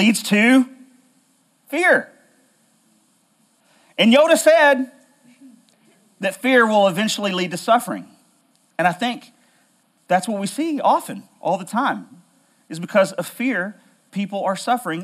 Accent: Middle Tennessee, United States; I grew up here in Middle Tennessee as a kid

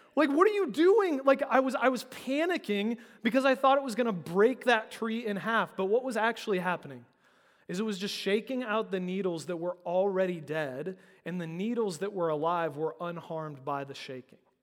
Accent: United States; particularly as American Christians

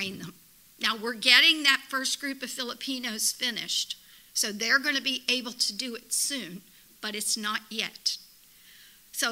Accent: United States; as an American

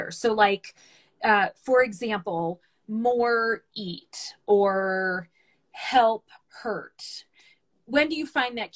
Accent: the South, United States; mostly because I grew up in the South, and so there's this really big uh, emphasis on um, manners and politeness.

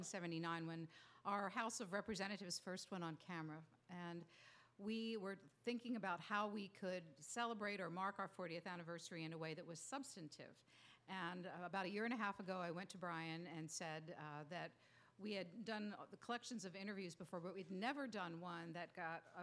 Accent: Montgomery County, outside Philadelphia, Pennsylvania, United States; moved away; also born or lived in Scranton, Pennsylvania; I grew up outside of Philadelphia.

